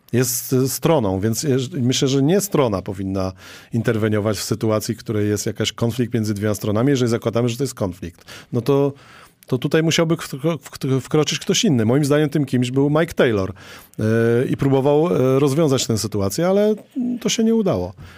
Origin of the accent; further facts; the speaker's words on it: Toruń, Kuyavian-Pomeranian Voivodeship, Poland; ja jestem z Torunia